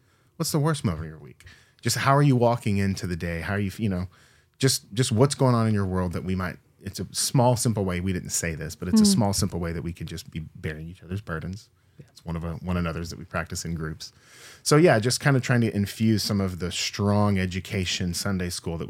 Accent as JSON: {"language": "English", "region": "Texas", "country": "United States", "tie": "born or raised there", "said": "So I grew up Southern Baptist in Texas."}